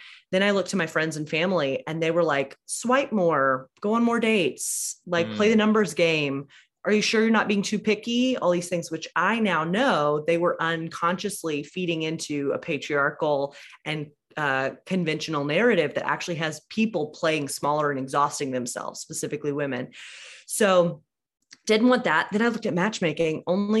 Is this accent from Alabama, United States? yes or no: yes; Alabama, United States; I grew up in a church that was like moderately progressive.